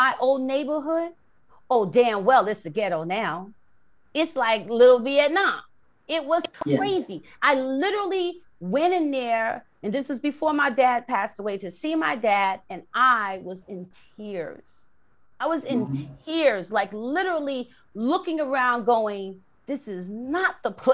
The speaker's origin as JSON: {"language": "English", "town": "New York City", "region": "New York", "country": "United States", "tie": "born or raised there", "said": "someone that I grew up with in the Bronx, in South Bronx, on 169 and Webster."}